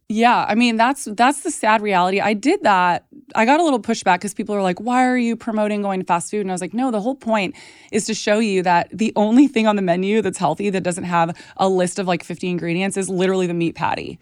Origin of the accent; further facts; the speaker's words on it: Texas, United States; moved away; I grew up in Texas around a ton of ranchers and farmers